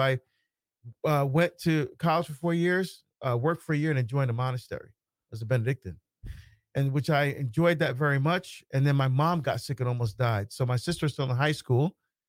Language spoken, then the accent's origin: English; Barbados; born there; First, I was born in Barbados in the West Indies.